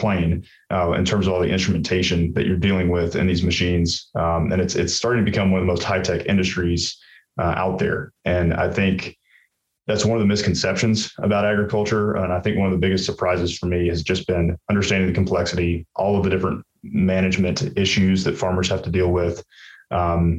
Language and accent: English; Dothan, Alabama, United States; moved away as an adult; I'm actually originally from Southeast Alabama, a town called Dothan, self-proclaimed peanut capital of the world